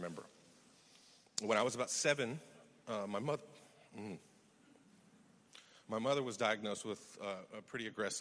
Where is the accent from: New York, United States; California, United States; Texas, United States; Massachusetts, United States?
Texas, United States; West; I was born in West Texas to an oil and gas accountant and an elementary school teacher